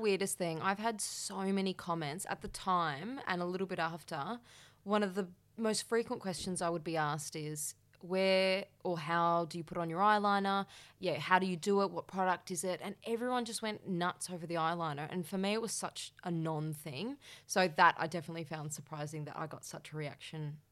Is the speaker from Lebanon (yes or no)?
no; Perth, Western Australia, Australia; moved away as an adult; now in Melbourne, Australia; So I moved from Perth to Melbourne, and I, at the same time, was moving out of home. I'd never lived out of home in Perth